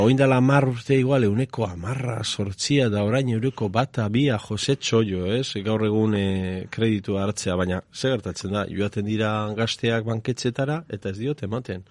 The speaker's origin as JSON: {"language": "Basque", "town": "Eibar", "region": "Basque Country", "country": "Spain", "said": "txikitan, bueno, orain ere horrela esaten da, ez? E, eibarren esaten zen"}